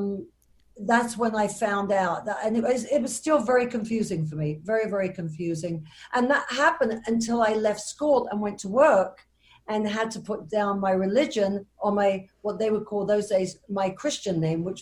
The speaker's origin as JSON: {"language": "English", "region": "London", "country": "United Kingdom", "tie": "born or raised there", "moved": "yes", "said": "I'm originally from England, born in London, and brought up in a, what we would call a modern Orthodox Jewish family"}